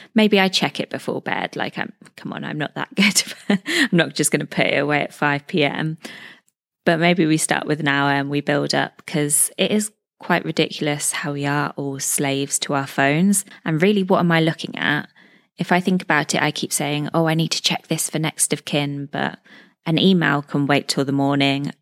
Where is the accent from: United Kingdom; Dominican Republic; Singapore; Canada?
United Kingdom; moved away as an adult; now in Dubai, United Arab Emirates; I'm a British expat living in Dubai, U